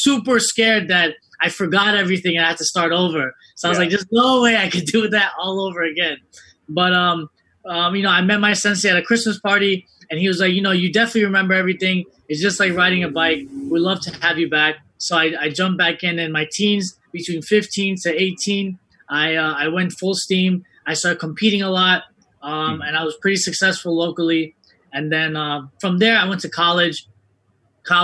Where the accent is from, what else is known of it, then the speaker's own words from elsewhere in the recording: New York City, New York, United States; I'm a New Yorker, man. I raised in Queens, went to high school in Brooklyn